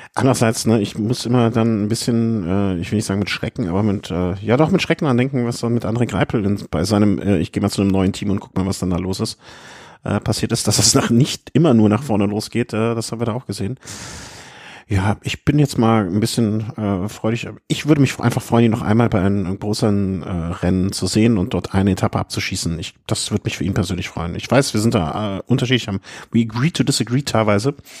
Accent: Cologne, North Rhine-Westphalia, Germany; ich als Kölner

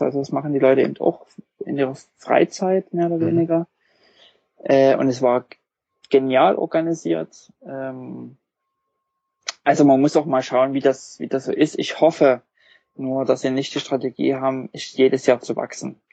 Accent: Wurzen, Saxony, Germany; moved away; also born or lived in Leipzig; ich komme eigentlich nicht aus Leipzig, sondern aus einem Kleinstadt, Wurzen

